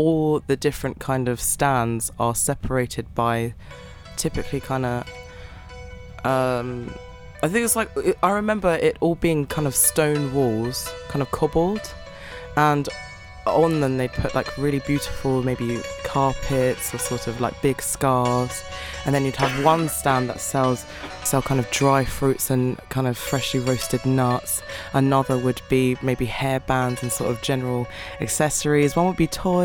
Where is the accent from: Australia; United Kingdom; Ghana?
United Kingdom; despite being born in Britain, I didn't feel like I fit in completely with others, because I'm not I'm British, but I'm not English.